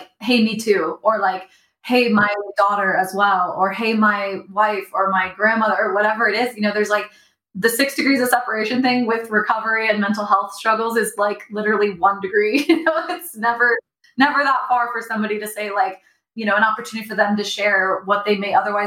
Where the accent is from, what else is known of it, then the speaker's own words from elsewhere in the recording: Dallas, Texas, United States; I was born in Dallas, Texas